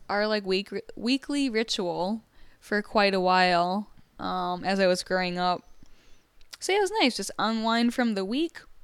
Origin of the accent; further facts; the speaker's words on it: Michigan, United States; I'm from Michigan